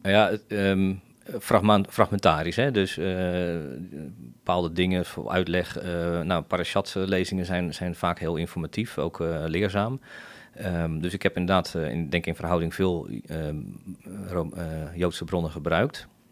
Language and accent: Dutch; The Hague, South Holland, Netherlands; moved away as an adult; now in Bodegraven, Netherlands; zelf kom ik eh, in ieder geval getogen in, in Scheveningen